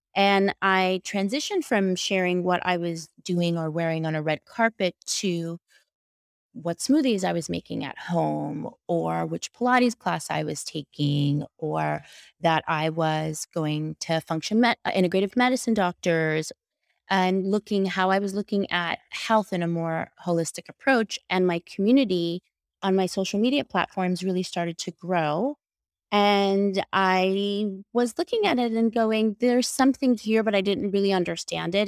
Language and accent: English; New York, United States; I'm from New York